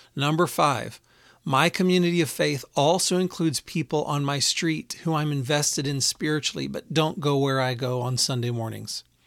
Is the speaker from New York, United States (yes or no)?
no; Houston, Texas, United States; I grew up in Houston